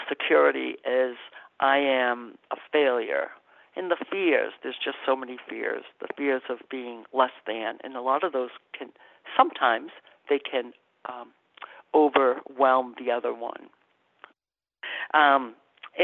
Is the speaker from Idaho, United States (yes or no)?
no; Massachusetts, United States; I'm from Massachusetts. My relatives are in Quebec, and I spent the summer in Quebec